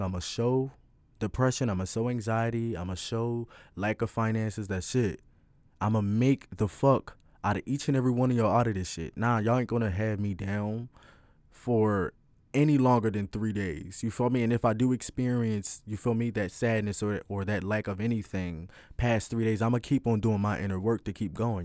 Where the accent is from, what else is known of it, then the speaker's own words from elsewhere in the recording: Philadelphia, Pennsylvania, United States; I'm twenty, I'm from Philly